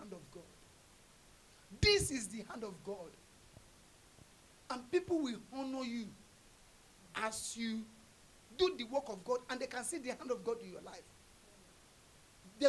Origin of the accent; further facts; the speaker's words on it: Nigeria; as a Nigerian guy